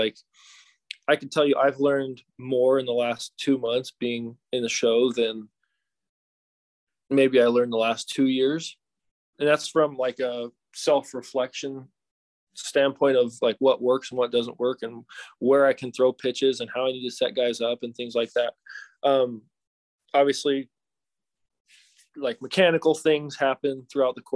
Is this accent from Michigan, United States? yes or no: no; Salt Lake City, Utah, United States; I'm from Salt Lake City